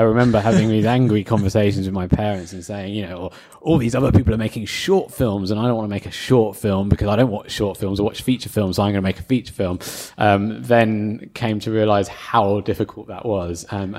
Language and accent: English; London, United Kingdom; also born or lived in Newcastle; I'm from London.